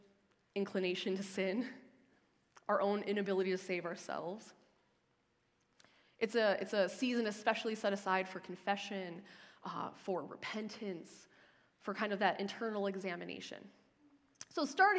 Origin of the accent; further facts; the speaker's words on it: Lake Michigan, Midwest, United States; moved away as an adult; now in Ontario, Canada; I grew up on the shores of Lake Michigan